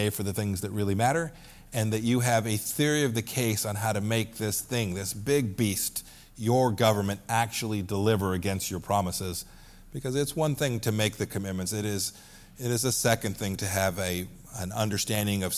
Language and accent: English; Kansas, United States; my home state